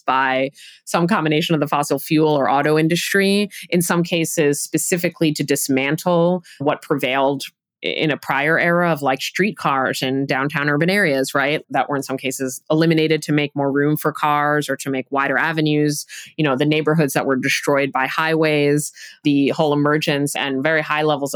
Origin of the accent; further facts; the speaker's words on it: New York City, New York, United States; now in Providence, United States; I grew up in New York City